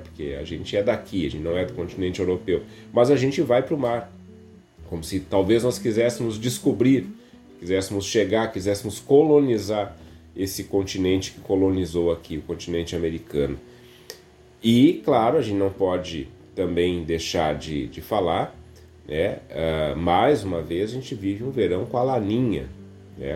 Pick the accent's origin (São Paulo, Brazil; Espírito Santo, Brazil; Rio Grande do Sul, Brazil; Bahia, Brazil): Rio Grande do Sul, Brazil; Viamão; minha infância, minha adolescência, é, foram na zona rural aqui de Viamão